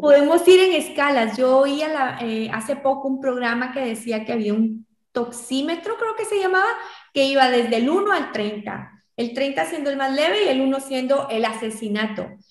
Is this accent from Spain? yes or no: no; Guatemala; en Guatemala, en mi país